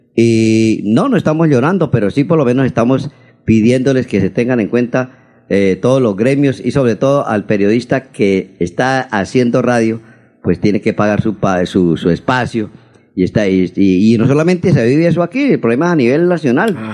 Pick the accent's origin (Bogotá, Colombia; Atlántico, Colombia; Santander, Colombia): Santander, Colombia; Charalá; now in Bucaramanga, Colombia; mi pueblo, de Charalá